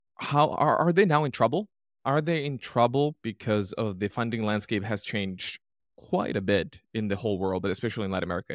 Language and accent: English; Finland; moved away; I'm originally from Finland, Northern Europe